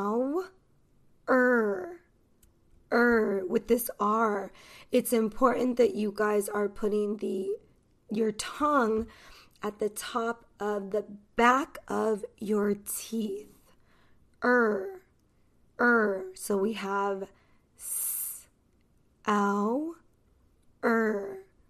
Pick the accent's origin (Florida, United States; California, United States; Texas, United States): California, United States; Los Angeles; accent: Californian; I am American. So, this pronunciation is American pronunciation.